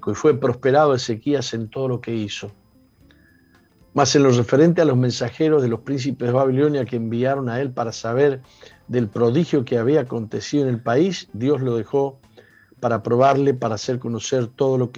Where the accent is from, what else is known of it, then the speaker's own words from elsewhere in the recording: Argentina; Digamos, yo soy de Argentina y los grupos indígenas están muy, muy postergados.